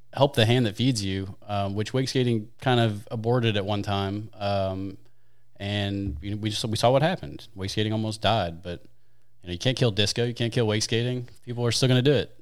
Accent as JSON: {"language": "English", "town": "St. Louis", "region": "Missouri", "country": "United States", "tie": "born or raised there", "said": "I'm from Saint Louis, born, raised, and kinda stuck"}